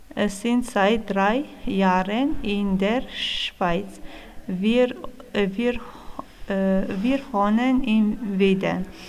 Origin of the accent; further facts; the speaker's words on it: Kosovo; German is a second language; also born or lived in Italy; now in Widen, Switzerland; Ich komme, komme aus Kosovo. Ich habe in Italien äh, 13 Jahre gelebt.